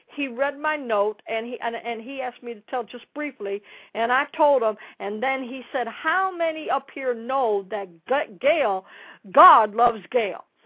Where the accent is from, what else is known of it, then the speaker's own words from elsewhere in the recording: Dallas, Texas, United States; I'm from Dallas